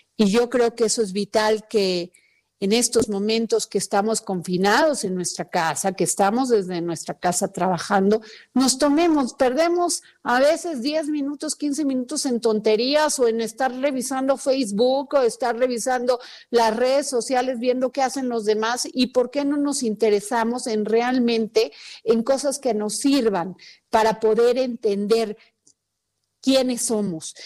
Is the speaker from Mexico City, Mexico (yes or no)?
no; Veracruz, Mexico; yo soy veracruzana y conviví mucho con la cultura totonaca